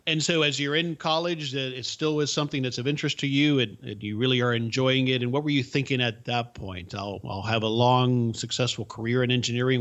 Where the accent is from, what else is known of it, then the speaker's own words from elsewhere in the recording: Miami, Florida, United States; English is a second language; I didn't speak English until I started school, but I grew up in the bubble that was the subculture of Miami.